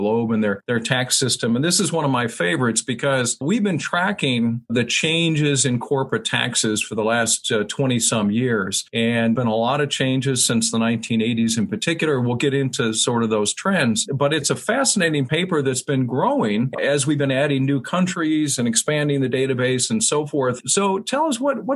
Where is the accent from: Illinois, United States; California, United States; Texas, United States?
Illinois, United States; Chicago; I grew up in the Chicago area